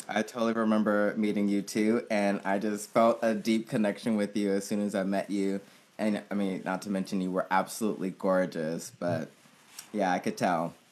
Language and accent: English; Oakland, California, United States; I grew up in the Bay Area in Oakland, California